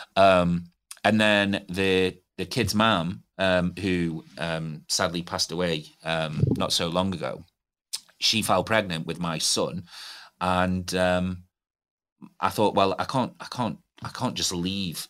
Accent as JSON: {"language": "English", "town": "Stoke-on-Trent", "region": "West Midlands", "country": "United Kingdom", "tie": "born or raised there", "moved": "as an adult", "lives_now": "Newcastle, United Kingdom", "said": "I'm not from Newcastle. It is my home. And I, I look at it as my home now. I've been here for nearly twenty years. Um, grew up in Stoke on Trent"}